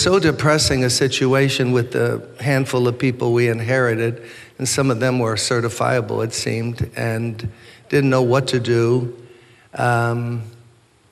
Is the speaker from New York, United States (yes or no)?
yes; New York City, New York, United States; I was born and raised in Brooklyn